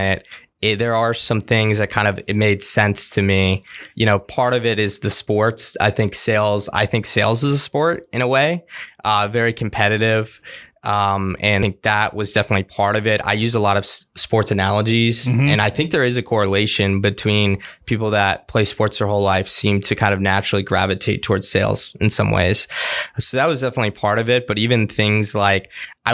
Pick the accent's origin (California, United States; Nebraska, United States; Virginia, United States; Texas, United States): Virginia, United States; Fairfax; I grew up in Fairfax, Virginia. So I've lived here all my life. Haven't moved at all.